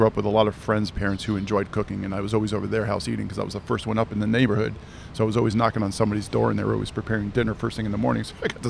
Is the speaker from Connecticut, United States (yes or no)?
yes; Trumbull, Connecticut, United States; Trumbull is southwestern part of Connecticut, close to the coastline, about 45 minutes outside of New York City.